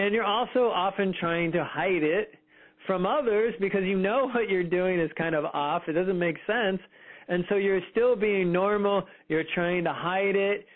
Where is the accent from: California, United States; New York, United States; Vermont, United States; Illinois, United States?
California, United States; Fremont; I grew up in Fremont, California